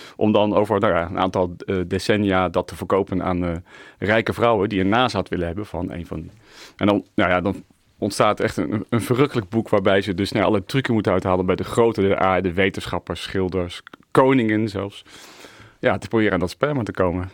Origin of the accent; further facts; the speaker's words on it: The Hague, South Holland, Netherlands; ik ben Hagenaar